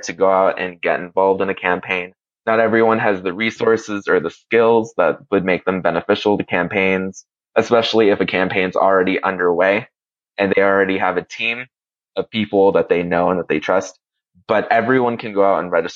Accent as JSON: {"language": "English", "country": "Puerto Rico", "also_born_or_lived": "Honduras", "moved": "yes", "said": "I lived in Puerto Rico and I'm from Puerto Rico and that I also lived in and love Honduras"}